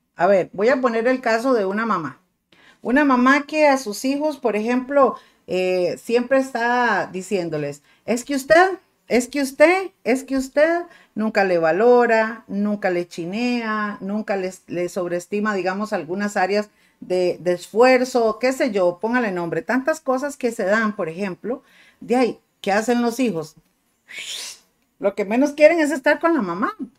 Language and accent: Spanish; Costa Rica; me siento muy tica y no me avergüenzo de esto